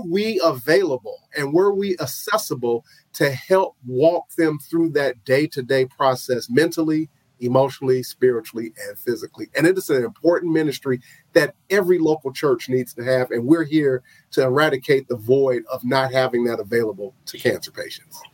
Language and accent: English; Chicago, Illinois, United States; moved away; chicago which is my hometown